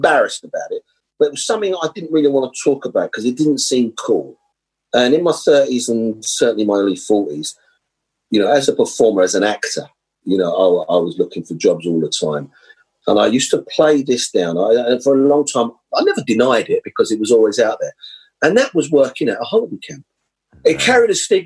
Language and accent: English; London, United Kingdom; I grew up in Holsden, where I went to school.